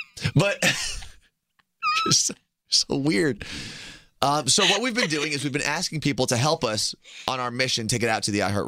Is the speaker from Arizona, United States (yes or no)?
no; New Jersey, United States; we're both from Jersey.